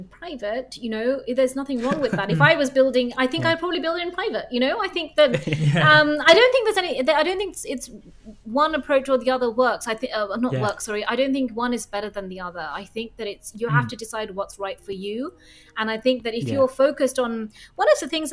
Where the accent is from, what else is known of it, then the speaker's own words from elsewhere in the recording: London, United Kingdom; moved away as an adult; also born or lived in Reading; now in Copenhagen, Denmark; I'm a Londoner, you know, like I feel very much, I went to university there, I feel like a Londoner